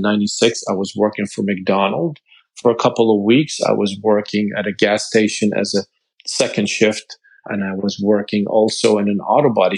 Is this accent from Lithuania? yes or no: no; Lebanon; moved away as an adult; I came from Lebanon not even a year and a half ago